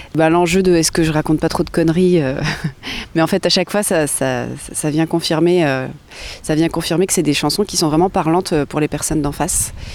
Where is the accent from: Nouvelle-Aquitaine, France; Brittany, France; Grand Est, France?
Grand Est, France; Nancy; now in Bordeaux, France; Nancy, ma terre natale, euh, que j'affectionne particulièrement